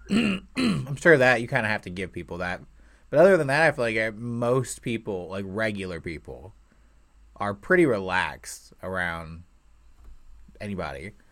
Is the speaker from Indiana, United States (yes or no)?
yes; Indiana, United States; I was born and raised here in Indiana